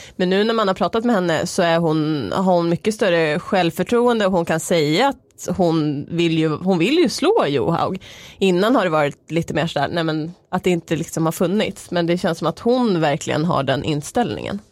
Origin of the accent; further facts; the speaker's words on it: Norrland, Sweden; Jag är från Norrland, där äter man mycket surströmming